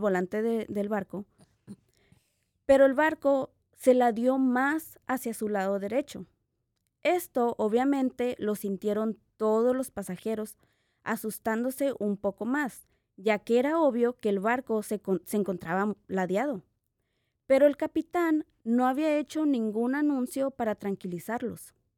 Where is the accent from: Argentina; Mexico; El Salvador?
Mexico; como latina, como mexicana